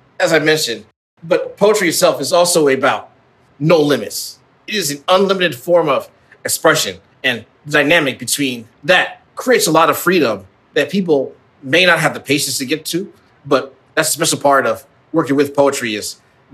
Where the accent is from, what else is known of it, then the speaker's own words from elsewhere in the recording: Midwest, United States; as a son of African immigrants growing up in the Midwest